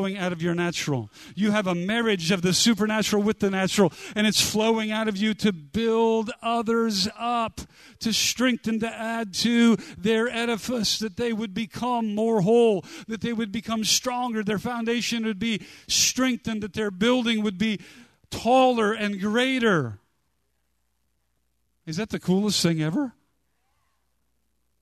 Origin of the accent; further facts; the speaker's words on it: United States; I grew up near the Bonneville Dam